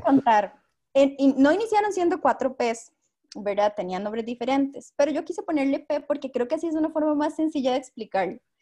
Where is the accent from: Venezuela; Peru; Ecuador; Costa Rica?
Costa Rica; tengo 25 años, soy de Costa Rica